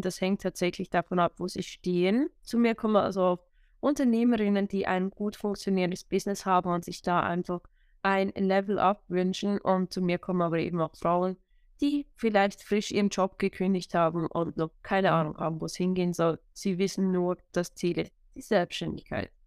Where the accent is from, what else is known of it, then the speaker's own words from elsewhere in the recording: Switzerland; Wo ich herkomme, hört man wahrscheinlich, sobald ich mehr als drei Worte sage. Ich bin aus der schönen Schweiz